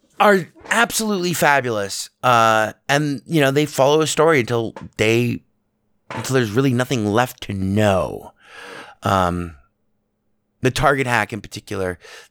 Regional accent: Las Vegas, Nevada, United States; I grew up in Vegas, and Vegas was a small town.

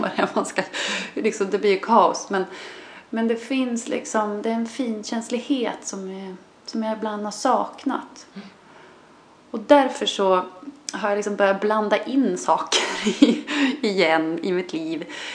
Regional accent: Sörmland, Södermanland, Sweden; also born or lived in Canada; som vi säger hemma i Sörmland

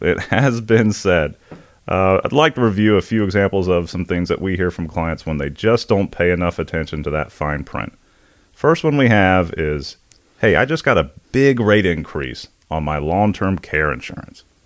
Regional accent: Indian Trail, North Carolina, United States; we grew up outside of Monroe, North Carolina, a little town called Indian Trail, uh, North Carolina, um, suburb of Charlotte, Union County.

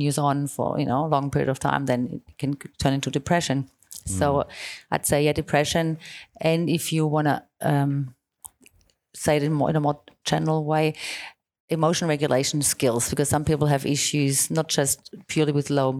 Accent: Germany; now in Melbourne, Australia; I'm from Germany

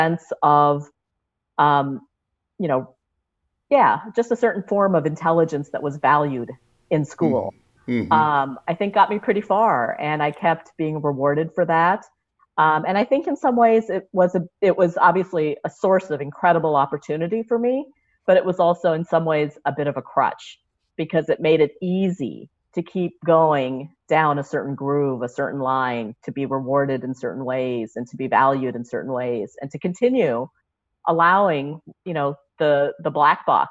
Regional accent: Kansas and Nebraska, Midwest, United States; moved away; I grew up in Kansas and Nebraska

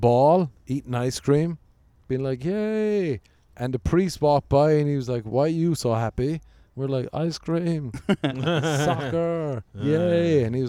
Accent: Cork, Munster, Ireland; moved away as an adult; now in Los Angeles, United States; what part of Ireland are you from? I was like, Cork.

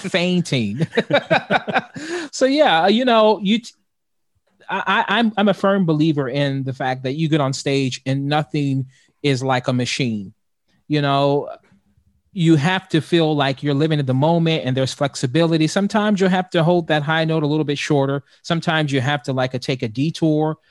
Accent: Youngstown, Ohio, United States; I'm from Youngstown, Ohio

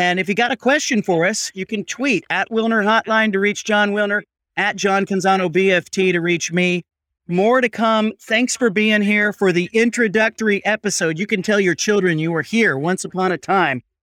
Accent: Pac-12 footprint, the West, United States; I grew up in the Pac twelve footprint

